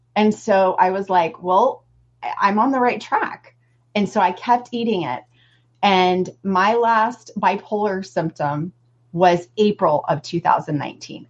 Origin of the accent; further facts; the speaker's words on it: Southeast Missouri, United States; I'm from Southeast Missouri, and um, I just ate what everybody from Southeast Missouri eats